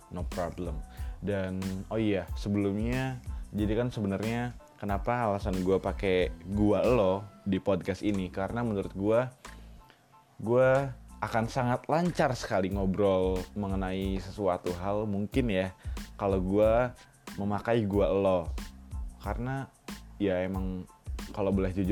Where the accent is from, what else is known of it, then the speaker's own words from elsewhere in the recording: Serang, Banten, Indonesia; now in Yogyakarta, Indonesia; Gue dari Serang, Banten dan sekarang lagi tinggal di Yogyakarta untuk kuliah.